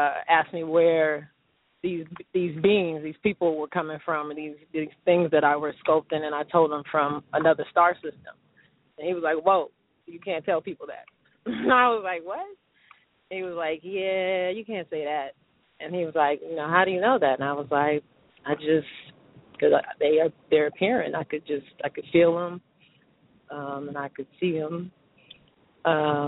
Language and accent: English; Los Angeles, California, United States; I am hailing from the City of Angels